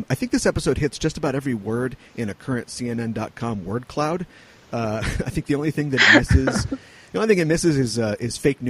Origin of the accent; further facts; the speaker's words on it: United States; as an American and just a human being